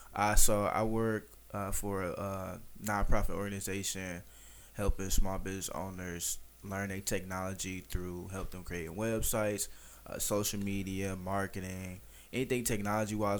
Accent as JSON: {"language": "English", "town": "Detroit", "region": "Michigan", "country": "United States", "said": "I'm from Detroit"}